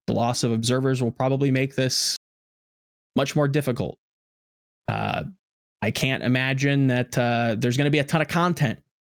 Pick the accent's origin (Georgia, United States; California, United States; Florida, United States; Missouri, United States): Georgia, United States; Atlanta; I'm from Atlanta, so, you know, I got to, you know, support the Atlanta FaZe and Call of Duty and the Reign and whatnot.